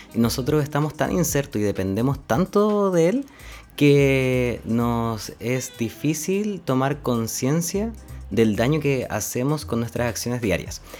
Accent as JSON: {"language": "Spanish", "town": "Linares", "region": "Maule", "country": "Chile", "tie": "born or raised there", "moved": "yes", "lives_now": "Valdivia, Chile", "said": "soy oriundo de Linares, nací en la ciudad de Linares, en la región del Maule"}